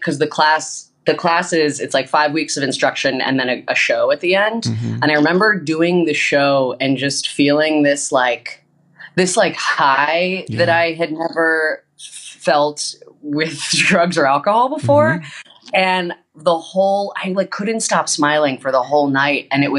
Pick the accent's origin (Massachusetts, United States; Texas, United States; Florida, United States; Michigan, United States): Massachusetts, United States; Boston; moved away as an adult; now in Chicago, United States; Boston gal.